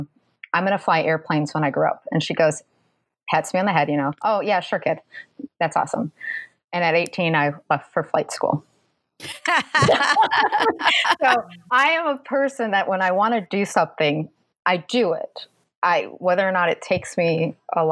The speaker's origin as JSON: {"language": "English", "region": "Minnesota", "country": "United States", "tie": "born or raised there", "also_born_or_lived": "Massachusetts", "accent": "Minnesotan", "moved": "as an adult", "lives_now": "Southern United States", "said": "I grew up in Minnesota"}